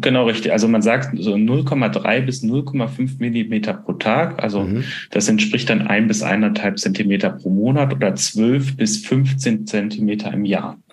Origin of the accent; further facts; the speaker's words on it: Bonn, North Rhine-Westphalia, Germany; moved away; in Bonn, also meiner alten Heimat